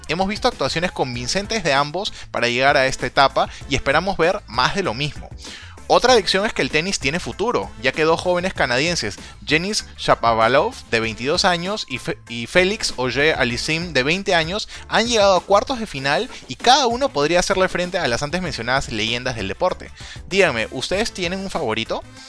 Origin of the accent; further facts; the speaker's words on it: Peru; como peruano